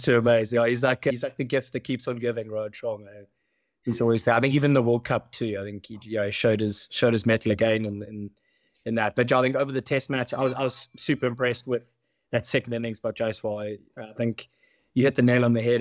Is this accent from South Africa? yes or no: yes; South Africa; as a South African